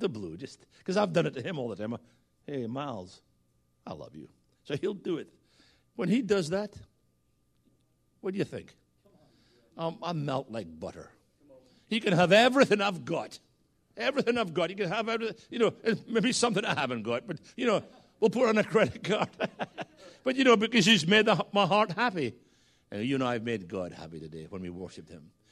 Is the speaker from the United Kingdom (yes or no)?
yes; Scotland, United Kingdom; moved away; Yes, I'm Scottish. And we often used to say back in Scotland